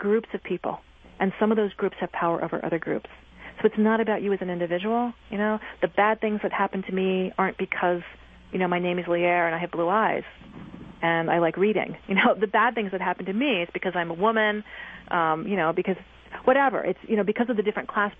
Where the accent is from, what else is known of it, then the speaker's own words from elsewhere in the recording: East Coast, United States; I'm from the East Coast